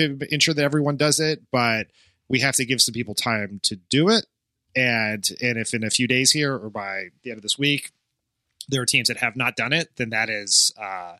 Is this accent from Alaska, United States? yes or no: no; Delaware outside of Philly, United States; I grew up in Delaware outside of Philly.